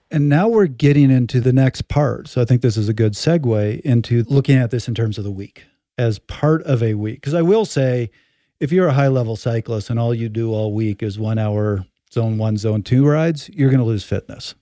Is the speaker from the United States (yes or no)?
no; Canada; I'm Canadian